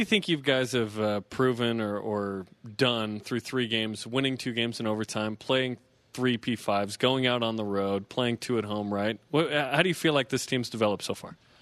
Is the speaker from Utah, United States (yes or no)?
yes; West Jordan, Utah, United States; I'm from West Jordan